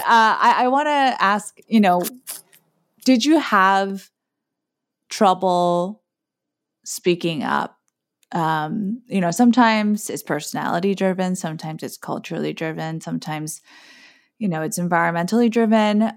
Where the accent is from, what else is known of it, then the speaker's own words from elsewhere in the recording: Guam; also born or lived in South Korea; now in East Coast, United States; I moved from South Korea with my family to the American territory of Guam. And I grew up with a mom who still isn't particularly fluent in English